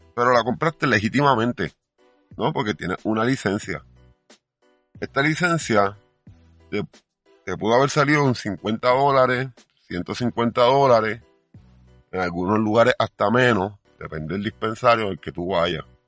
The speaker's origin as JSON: {"language": "Spanish", "country": "Puerto Rico"}